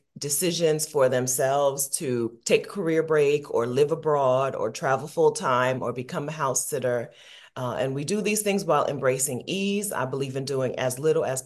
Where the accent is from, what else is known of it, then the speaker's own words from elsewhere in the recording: Dover, Delaware, United States; also born or lived in Columbus, Ohio / Killeen, Texas; I'm from exotic Dover, Delaware, neighbor. I'm from Delaware